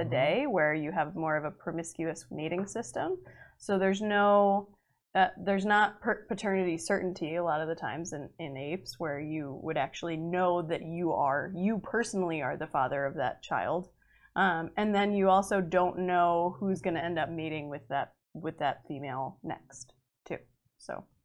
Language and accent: English; Massachusetts, United States; moved away; I'm supposed to go home to Massachusetts